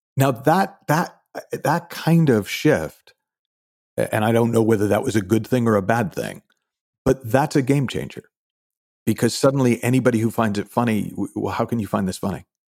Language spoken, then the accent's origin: English; Shrewsbury, Massachusetts, United States; also born or lived in Texas / London; now in Los Angeles, United States; I grew up originally, uh, uh, about an hour outside of Boston in a town called Shrewsbury